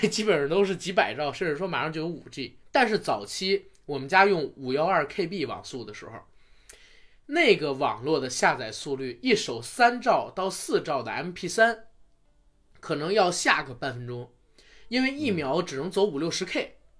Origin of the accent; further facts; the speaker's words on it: Beijing, China; 我是北京的